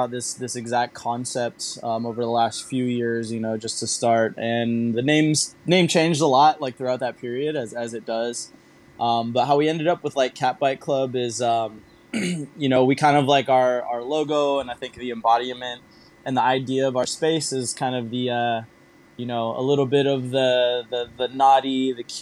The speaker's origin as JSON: {"language": "English", "region": "California", "country": "United States", "tie": "born or raised there", "moved": "as an adult", "lives_now": "Singapore", "said": "growing up in California"}